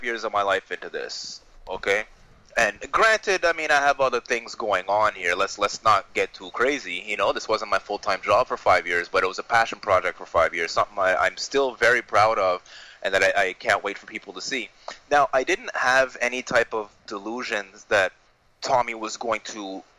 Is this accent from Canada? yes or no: yes; Canada; I'm Canadian